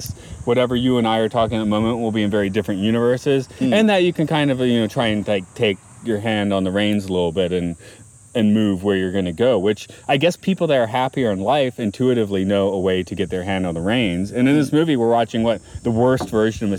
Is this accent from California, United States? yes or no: no; Atlanta, Georgia, United States; moved away as an adult; also born or lived in Athens, Georgia / New York / Maine; now in Japan; I always felt the need not to live in my hometown, which is Atlanta